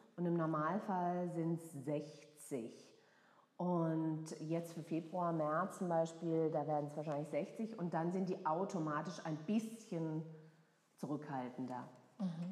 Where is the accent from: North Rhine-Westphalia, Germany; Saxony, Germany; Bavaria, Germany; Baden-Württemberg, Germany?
Baden-Württemberg, Germany; Freiburg; now in Frankfurt, Germany; Ich komme aus Freiburg ah, ja, oder aus der Nähe von Freiburg. Mhm. Und äh, das hört man auch hin und wieder raus.